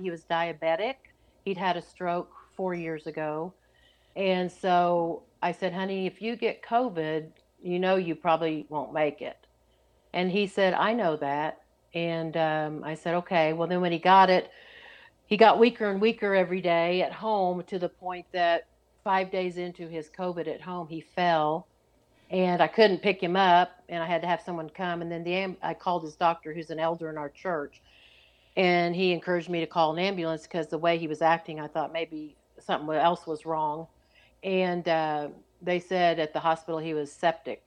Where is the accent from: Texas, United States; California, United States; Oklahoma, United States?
Oklahoma, United States; I grew up in Oklahoma